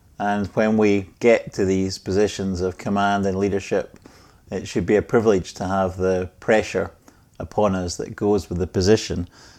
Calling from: Scotland, United Kingdom; Well, I'm joining you from Scotland, from near the most famous sets of golf links in Scotland.

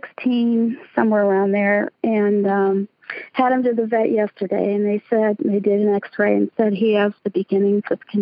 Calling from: Altoona, Pennsylvania, United States; I'm calling from Altoona, Pennsylvania

